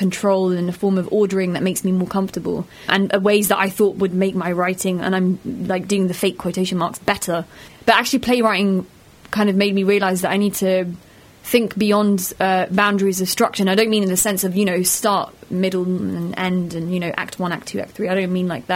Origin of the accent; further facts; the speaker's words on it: London, United Kingdom; first language Pashto; now in Bradford, United Kingdom; I'm from London. I moved from London to Bradford